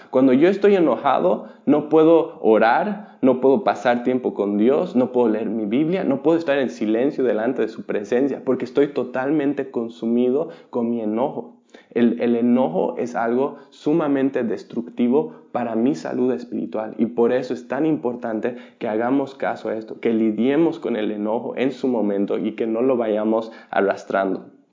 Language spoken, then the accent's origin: Spanish; Bolivia; Yo, yo viví y me crié en Bolivia, donde la piratería es muy común.